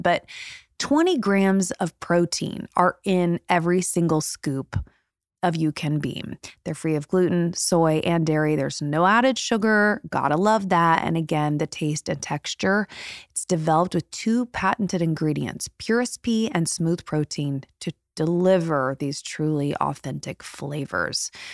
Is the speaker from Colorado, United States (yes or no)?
no; Indiana, United States; moved away as an adult; now in Los Angeles, United States; I'm from Indiana